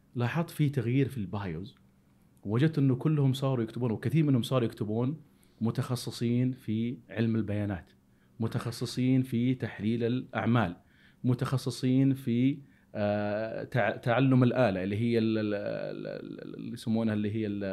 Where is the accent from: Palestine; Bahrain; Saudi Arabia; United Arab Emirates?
Saudi Arabia; هنا عندنا في السعوديه